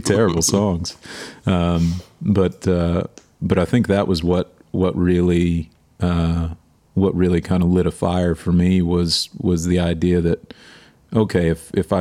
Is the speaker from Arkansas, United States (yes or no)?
no; Waco, Texas, United States; also born or lived in New York; now in Nashville, United States; I grew up in Waco, Texas, which is right in the middle of the state